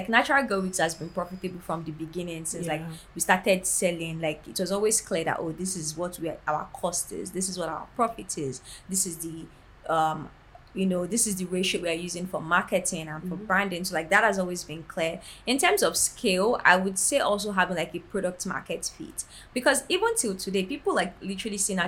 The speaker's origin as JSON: {"language": "English", "country": "Nigeria", "tie": "born or raised there", "said": "growing up in Nigeria"}